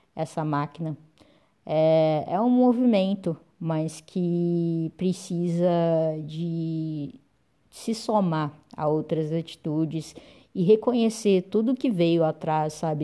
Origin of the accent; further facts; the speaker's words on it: Uberlândia, Minas Gerais, Brazil; sou de Uberlândia, Minas Gerais